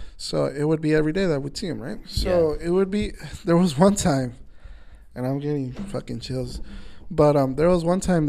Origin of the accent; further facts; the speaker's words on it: Nayarit, Mexico; I'm from Nayarit. That's where my, shout out Nayarit, shout out Coras. that's where my mom and my parents are from.